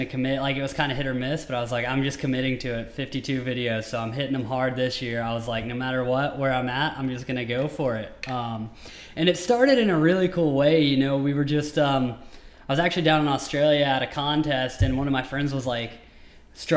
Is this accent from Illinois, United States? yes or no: no; Tennessee, United States; now in Southern California, United States; I grew up in Tennessee